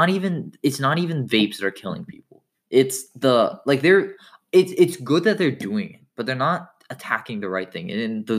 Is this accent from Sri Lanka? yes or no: no; India; I'm Indian. I wouldn't want a mushroom dick.